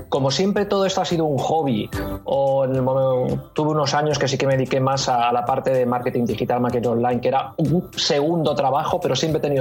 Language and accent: Spanish; Madrid, Community of Madrid, Spain; yo soy de Madrid y, he vivido muchos años en Madrid, ahora ya no vivo allí